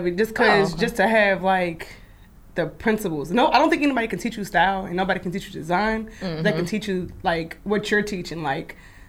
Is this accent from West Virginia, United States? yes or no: no; Kansas City, Missouri, United States; moved away as an adult; I'm originally from Kansas City, Missouri. I'm a long ways away from home. I moved about 8 years ago.